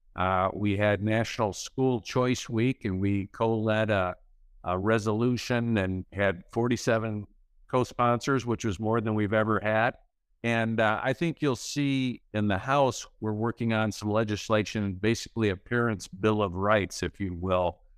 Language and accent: English; Midland, Michigan, United States; now in Caledonia, United States; I grew up in Midland